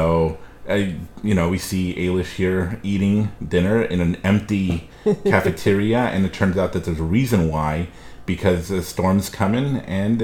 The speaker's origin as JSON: {"language": "English", "town": "Los Angeles", "region": "California", "country": "United States", "tie": "born or raised there", "lives_now": "Central Coast, California, United States", "said": "I grew up in Los Angeles."}